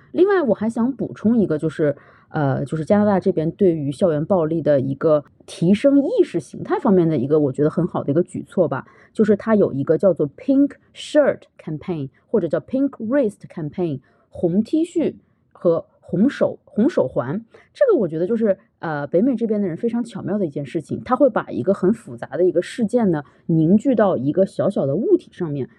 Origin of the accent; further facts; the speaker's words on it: China; now in Canada; 我们中国人